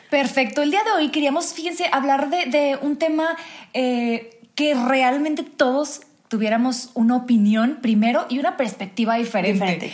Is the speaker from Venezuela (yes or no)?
no; Mexico; soy mexicana